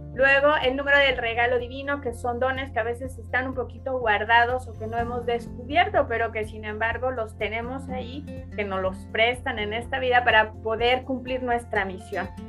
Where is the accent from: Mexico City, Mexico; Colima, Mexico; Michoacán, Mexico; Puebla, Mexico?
Michoacán, Mexico; soy de, Michoacán, como bien dices, de México.